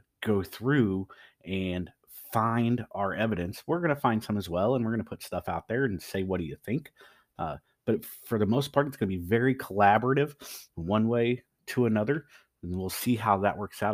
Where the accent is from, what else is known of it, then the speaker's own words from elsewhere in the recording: Central Missouri, United States; also born or lived in East Coast; I'm born and raised in Central Missouri